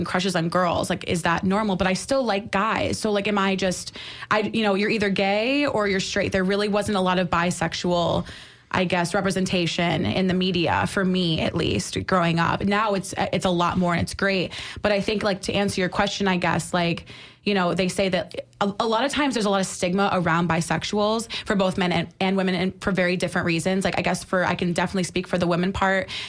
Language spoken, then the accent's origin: English; upstate New York, United States; now in St. Petersburg, United States; I'm from upstate